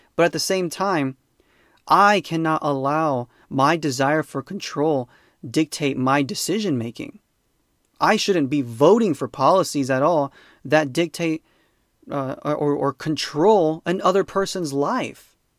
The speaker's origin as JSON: {"language": "English", "country": "United States", "said": "I'm an American"}